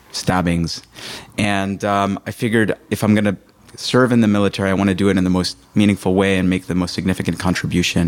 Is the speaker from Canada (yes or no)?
no; New York, United States; moved away as an adult; I grew up in New York in an Orthodox community.